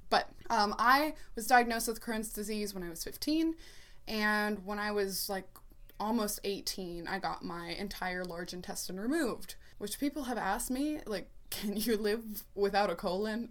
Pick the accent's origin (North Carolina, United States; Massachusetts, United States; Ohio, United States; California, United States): Ohio, United States; Columbus; I'm from Columbus, Ohio